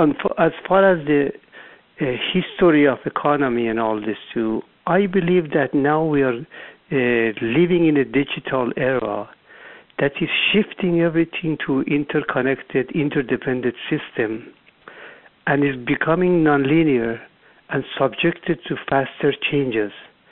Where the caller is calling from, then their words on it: Irvine, California, United States; I'm calling from Southern California, Irvine.